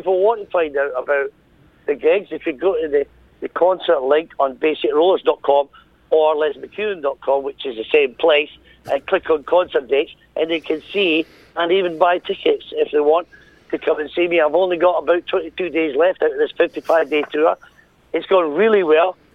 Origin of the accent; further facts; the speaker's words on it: Edinburgh, Scotland, United Kingdom; moved away; my hometown in Edinburgh